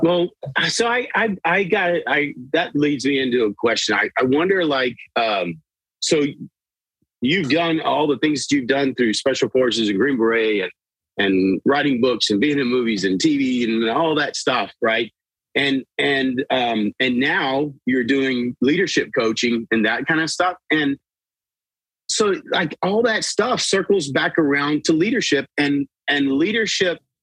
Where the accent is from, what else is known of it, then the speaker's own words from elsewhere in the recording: South Texas, United States; I grew up in South Texas